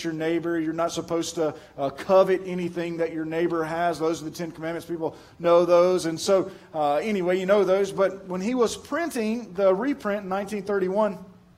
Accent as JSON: {"language": "English", "town": "Pearl", "country": "United States", "said": "I'm from Pearl"}